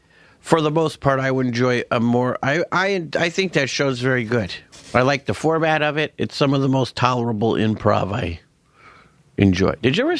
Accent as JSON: {"language": "English", "town": "Pittsburgh", "region": "Pennsylvania", "country": "United States", "tie": "born or raised there", "said": "Like, well, I grew up in Pittsburgh. And, you know, I always remember sitting around the dining room table with my dad."}